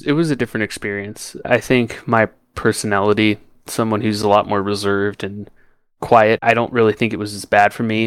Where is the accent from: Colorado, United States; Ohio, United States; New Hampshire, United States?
Colorado, United States; Denver; also born or lived in Washington, D.C. / Boston, Massachusetts; Colorado was always home.